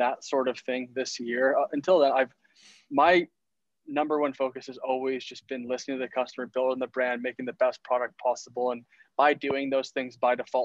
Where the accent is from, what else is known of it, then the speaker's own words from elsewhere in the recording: Ontario, Canada; now in British Columbia, Canada; I'm originally from Ontario, living in BC